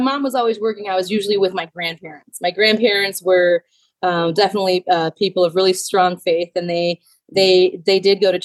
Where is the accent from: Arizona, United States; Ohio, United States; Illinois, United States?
Illinois, United States; moved away; I'm from Illinois originally.